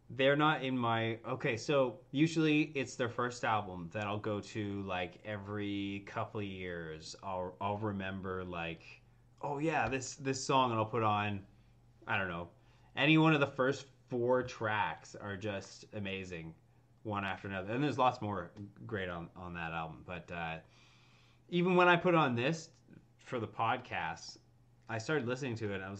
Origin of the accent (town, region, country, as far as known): Canada